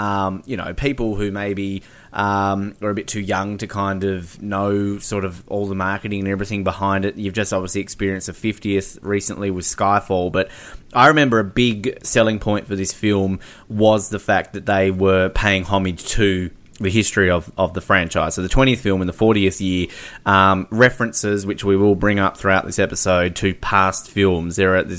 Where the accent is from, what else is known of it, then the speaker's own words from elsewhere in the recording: India; I'm Indian. I'm happy to put my head up and say I'm a proud Indian